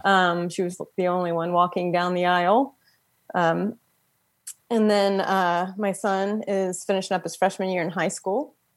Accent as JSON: {"language": "English", "town": "Frederick", "region": "Maryland", "country": "United States", "said": "I'm from Frederick, Maryland"}